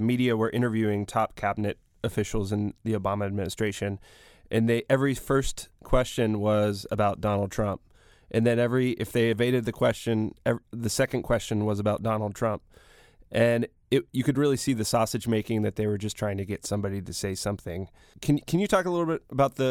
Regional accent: Pittsburgh, Pennsylvania, United States; I grew up in Sheridan, which is a city neighborhood in Pittsburgh, working class Irish family

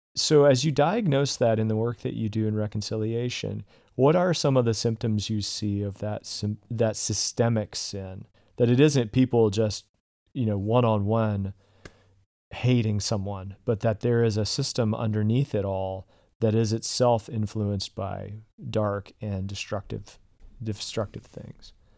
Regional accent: the South, United States; I grew up in the South

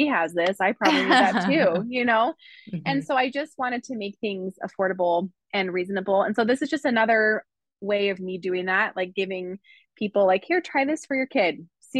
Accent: California, United States; I grew up in California

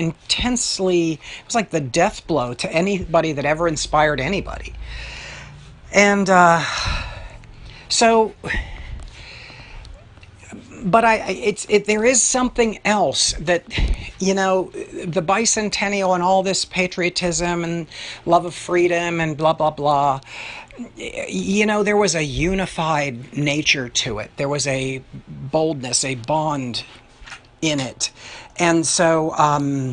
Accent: Pittsburgh, Pennsylvania, United States; my hometown of Pittsburgh

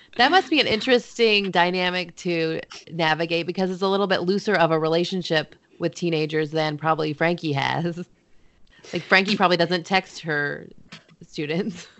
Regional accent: Midwest, United States; I'm from the Midwest

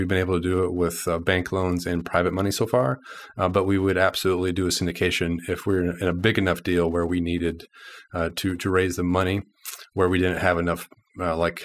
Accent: Texas, United States; now in Little Rock, United States; I grew up in Texas

